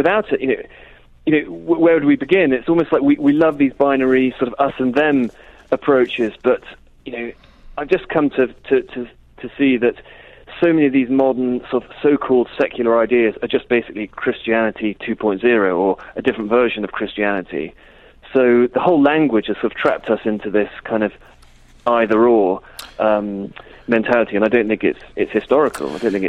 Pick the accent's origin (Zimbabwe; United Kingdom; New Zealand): United Kingdom; Yeah, I think it probably is.